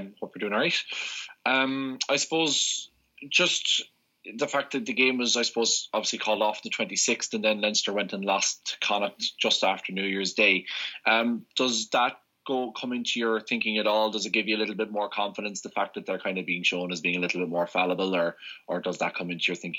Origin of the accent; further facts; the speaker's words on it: South Africa; I suppose I'd be more as a South African, sorry, Ewan. I'd just be more as kind of a South African generally as opposed to Springbok team specific.